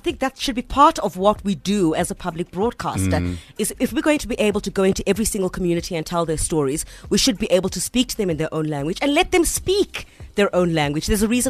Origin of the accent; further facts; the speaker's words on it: Eastern Cape, South Africa; moved away as an adult; now in Johannesburg, South Africa; I'm from the Eastern Cape. I mean, Kudala ndifikile Joburg. I mean, like here for like, what, 13 years?